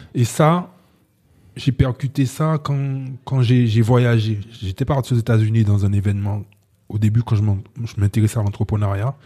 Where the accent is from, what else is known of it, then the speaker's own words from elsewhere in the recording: Guadeloupe; je, viens d'un endroit où euh, l'identité, c'est quelque chose de complexe. Donc, c'est la Guadeloupe